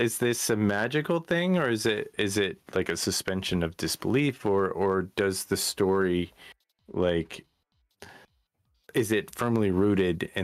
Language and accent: English; Appalachia, United States; also born or lived in Breathitt County, Kentucky; we are from Appalachian